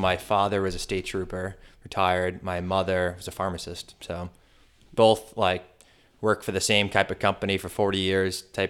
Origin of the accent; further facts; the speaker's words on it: Canton, United States; From Canton.